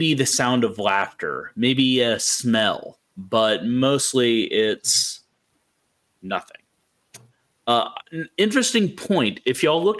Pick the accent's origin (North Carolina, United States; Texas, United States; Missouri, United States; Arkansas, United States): Texas, United States; growing up as a Texan, in like the Baptist Church parts of Texas specifically